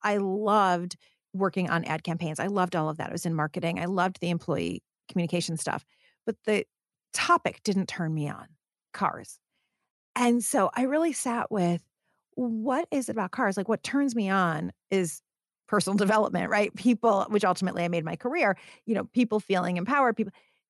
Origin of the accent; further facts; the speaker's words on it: Detroit, Michigan, United States; When I started my career, I was actually in automotive because I'm from Detroit.